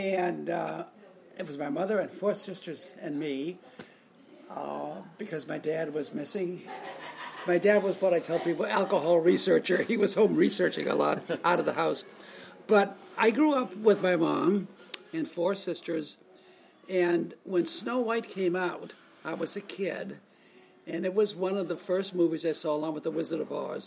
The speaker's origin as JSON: {"language": "English", "town": "Boston", "region": "Massachusetts", "country": "United States", "tie": "born or raised there", "said": "I'm growing up in Boston, and I see these films as a kid"}